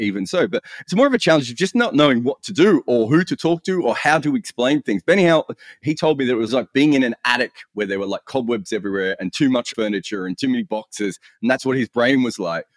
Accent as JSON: {"language": "English", "country": "Australia", "said": "an Australian cricket writer"}